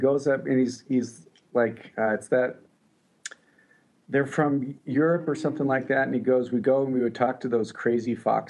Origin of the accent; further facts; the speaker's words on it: Colorado, United States; I'm from Colorado, home of the world champion Denver Broncos